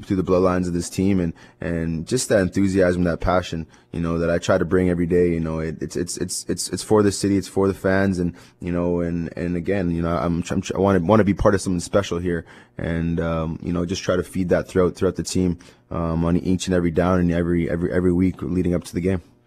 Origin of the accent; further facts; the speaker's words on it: Winnipeg, Manitoba, Canada; this is my hometown. It's where I grew up